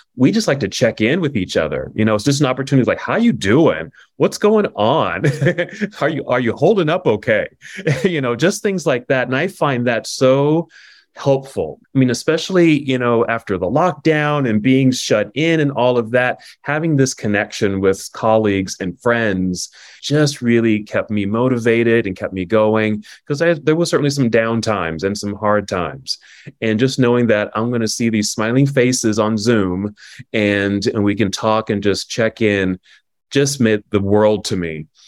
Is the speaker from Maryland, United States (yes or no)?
no; Oakland, California, United States; now in Salt Lake City, United States; I'm from Oakland, California